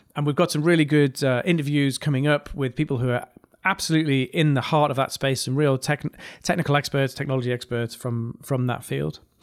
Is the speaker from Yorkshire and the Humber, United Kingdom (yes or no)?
no; North East England, United Kingdom; accent: mild regional accent from the northeast of England; I have a quite a mild regional accent from the northeast of England